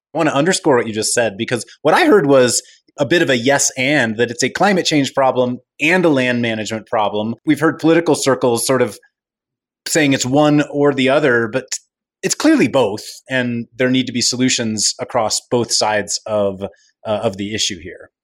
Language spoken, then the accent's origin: English; California, United States; As a Californian and resident of the Western United States